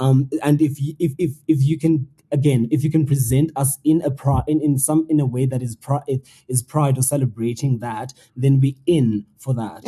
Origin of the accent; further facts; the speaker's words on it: South Africa; as a South African